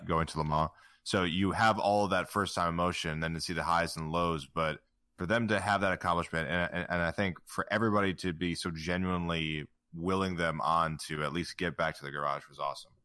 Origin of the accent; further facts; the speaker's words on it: United States; being an American